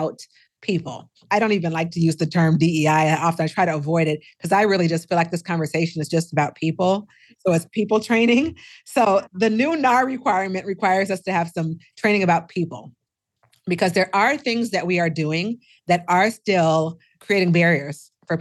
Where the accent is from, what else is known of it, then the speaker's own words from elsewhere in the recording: Seattle, Washington, United States; also born or lived in Minnesota; now in Texas, United States; I'm originally from Seattle and I lived in Minnesota for 25 years and now I live in Texas